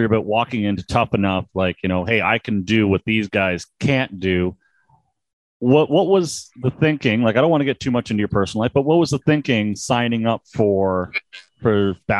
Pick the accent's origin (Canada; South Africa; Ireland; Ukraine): Canada; Niagara Falls, Ontario; I'm from the Niagara Falls, Canada area.